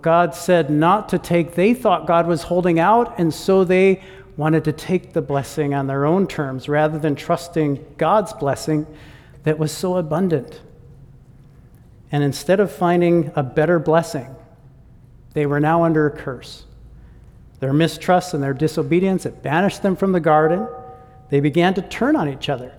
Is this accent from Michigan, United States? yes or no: yes; Michigan, United States; moved away as an adult; I am from the United States. And I grew up in Michigan